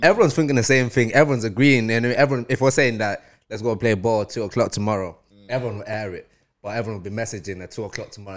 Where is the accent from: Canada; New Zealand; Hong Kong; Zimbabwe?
Zimbabwe; now in Manchester, United Kingdom; I grew up in Zim.